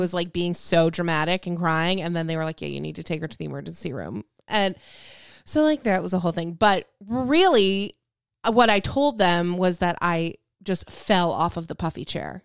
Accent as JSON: {"language": "English", "area": "Lake Michigan", "region": "Midwest", "country": "United States", "tie": "born or raised there", "said": "I grew up on Lake Michigan"}